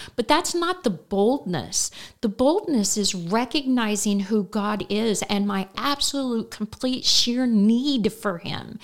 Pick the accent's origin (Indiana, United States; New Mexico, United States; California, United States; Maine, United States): Indiana, United States; Terre Haute; moved away as an adult; now in Effingham, United States; Terre Haute, Indiana, and, uh, all of my children and grandchildren are still roughly in that area